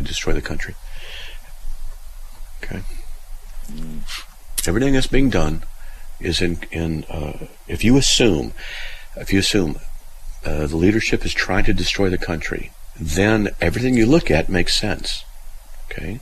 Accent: Southern California, United States; I'm from Southern California

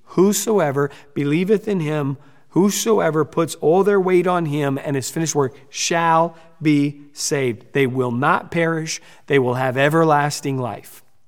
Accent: United States; we're from the United States

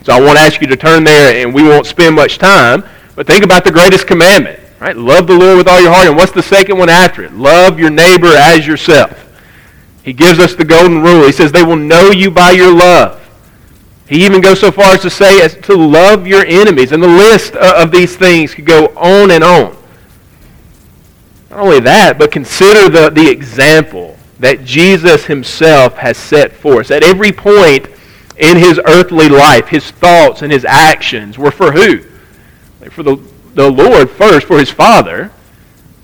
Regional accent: United States; we as American Christians in 2023

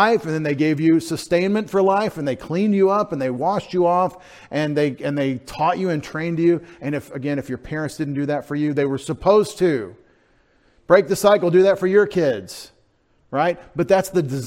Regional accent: Texas, United States; I'm from Texas

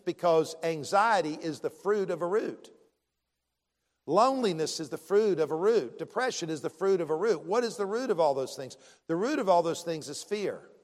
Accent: Columbia, South Carolina, United States; I grew up in Columbia, the capital city.

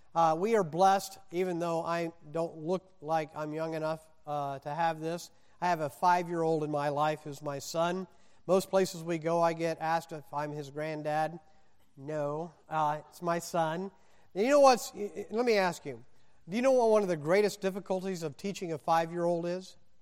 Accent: Indiana, United States; moved away; also born or lived in Mississippi / Wisconsin / the West; I was born in Mississippi, raised in Indiana, college in Wisconsin

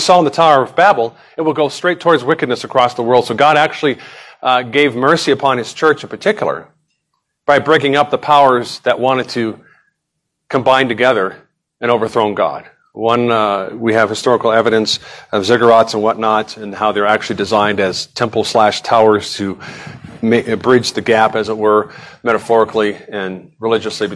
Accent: Nevada, United States; I grew up in Nevada

